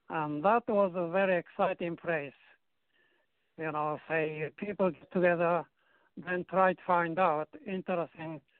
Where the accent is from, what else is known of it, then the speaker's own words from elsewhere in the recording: Japan; moved away; also born or lived in Korea; I was born in Korea from mm-hmm. Japanese parents.